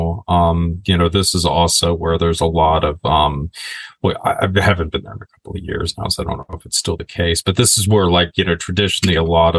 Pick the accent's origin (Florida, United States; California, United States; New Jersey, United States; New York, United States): Florida, United States; the area where I grew up in Florida.